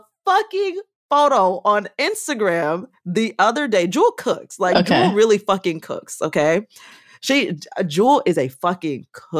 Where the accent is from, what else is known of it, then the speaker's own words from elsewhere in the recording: United States; I also want to caveat by saying I am Black American.